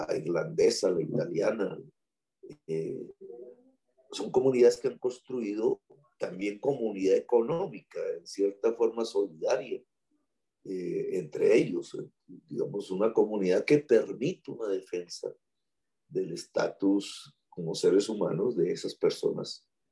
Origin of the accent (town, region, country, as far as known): Colombia